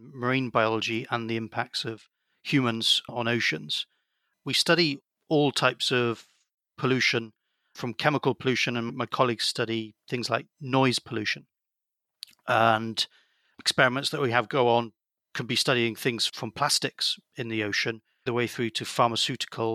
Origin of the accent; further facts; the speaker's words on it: South Wales, United Kingdom; I grew up in South Wales where there's some good surf